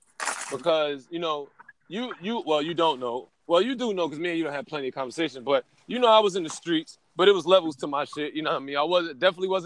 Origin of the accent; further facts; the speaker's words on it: New York City, New York, United States; also born or lived in Queens, New York; I was born in Queens, raised in Brooklyn.